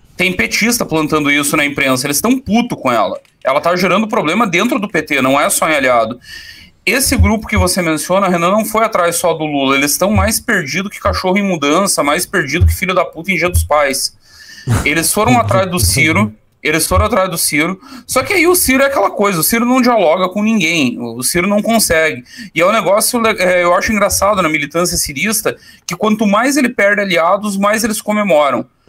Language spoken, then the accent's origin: Portuguese; Caçador, Santa Catarina, Brazil; tinha um caçadorense envolvido nessa merda, minha terra natal